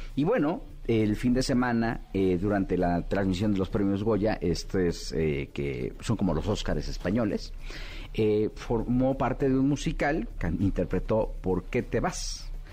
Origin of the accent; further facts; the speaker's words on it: Mexico; nosotros como público mexicano